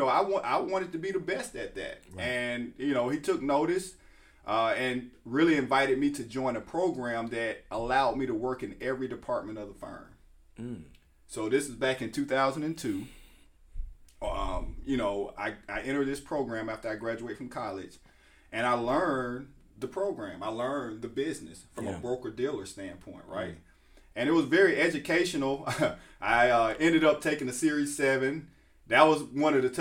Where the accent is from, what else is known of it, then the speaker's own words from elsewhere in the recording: Calera, Alabama, United States; I grew up in Calera, early childhood Alabaster, but we got a fresh start in Calera